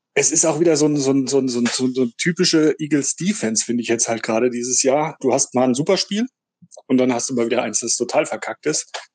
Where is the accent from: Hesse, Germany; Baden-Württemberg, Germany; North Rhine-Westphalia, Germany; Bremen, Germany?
Hesse, Germany; Gemünden; ich komme aus dem schönen Nordhessen, Gmünden bei Marburg